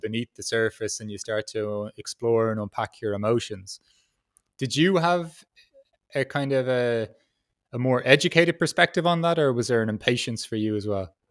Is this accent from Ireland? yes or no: yes; Ireland; I'm from Ireland